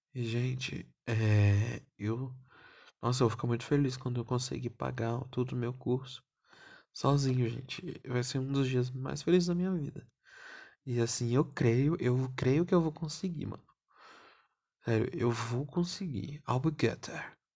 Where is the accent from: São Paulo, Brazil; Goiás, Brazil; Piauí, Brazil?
São Paulo, Brazil; eu sou paulistano e meu avô era baiano